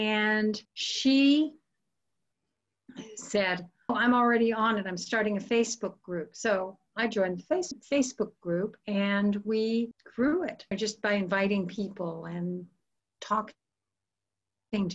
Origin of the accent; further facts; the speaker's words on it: the Florida Panhandle, United States; moved away as an adult; now in Houston, United States; I grew up in the panhandle of Florida